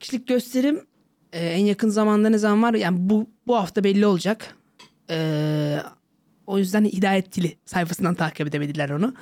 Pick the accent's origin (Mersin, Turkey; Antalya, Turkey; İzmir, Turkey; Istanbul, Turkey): Antalya, Turkey; Kaş; moved away as an adult; Kendim zaten Antalyalıyım, Kaşlıyım.